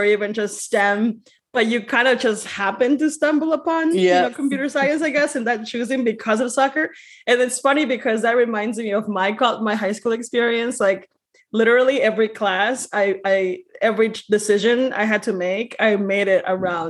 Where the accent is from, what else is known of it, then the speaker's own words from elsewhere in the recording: West Chicago, Illinois, United States; I am from West Chicago.